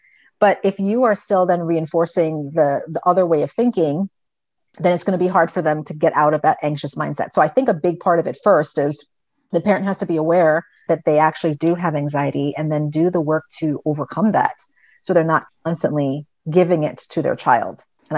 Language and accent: English; U.S. Virgin Islands; And I grew up on an island. So I grew up in the Virgin Islands. And we're surrounded by water.